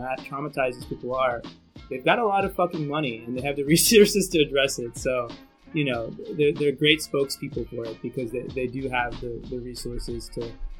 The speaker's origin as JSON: {"language": "English", "region": "Central New Jersey", "country": "United States", "said": "We're literally from Central New Jersey."}